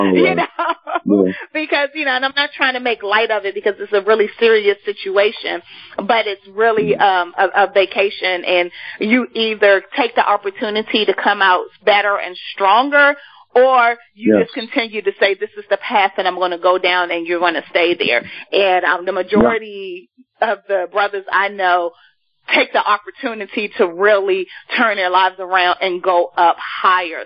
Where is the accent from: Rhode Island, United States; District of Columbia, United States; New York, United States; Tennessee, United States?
District of Columbia, United States; Washington; I'm from Ward 7, proud to be from Deanwood area and 58th East Capitol, you know, like, that's just my hood